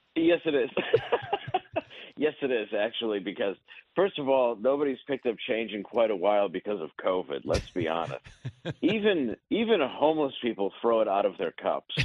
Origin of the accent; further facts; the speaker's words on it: Detroit, Michigan, United States; I grew up in Detroit, so I'm used to it